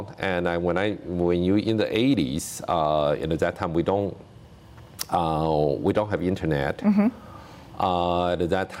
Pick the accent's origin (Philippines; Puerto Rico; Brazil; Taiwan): Taiwan; moved away as an adult; now in United States; I grew up in Taiwan.